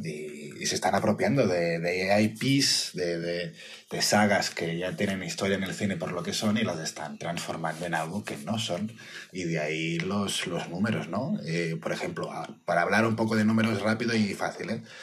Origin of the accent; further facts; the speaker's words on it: Barcelona, Catalonia, Spain; soy de Barcelona